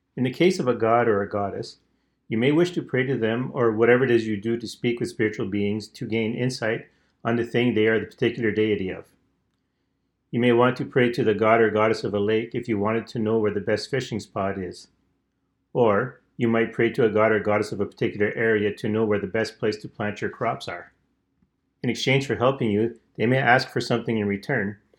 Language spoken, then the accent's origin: English; Canada; I'm Canadian